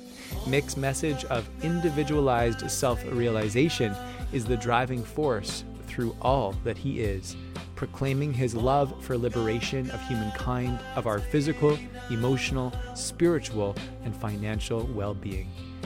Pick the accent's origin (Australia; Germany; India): Australia; New South Wales; I'm actually from New South Wales. I'm a private school boy.